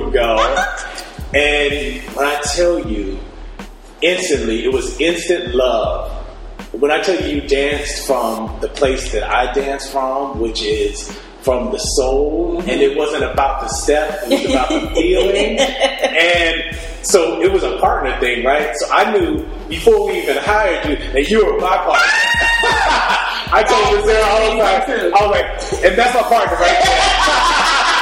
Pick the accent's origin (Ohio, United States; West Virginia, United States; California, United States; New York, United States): California, United States; Rancho Cucamonga; I am from Rancho Cucamonga.